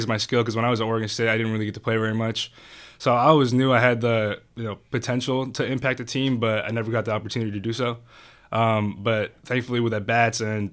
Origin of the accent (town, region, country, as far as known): Calgary, Alberta, Canada; born or raised there; moved away as an adult; also born or lived in Venezuela / Quebec; now in Sacramento, United States